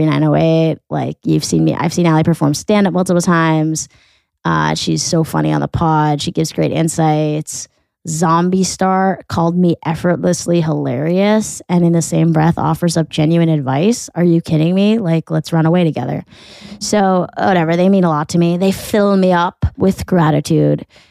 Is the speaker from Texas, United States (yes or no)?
no; Weston, Connecticut, United States; I'm from Weston